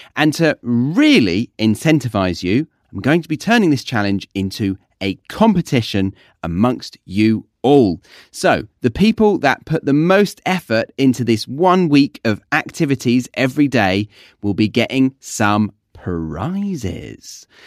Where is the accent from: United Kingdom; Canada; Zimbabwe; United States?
United Kingdom; I'm just being British.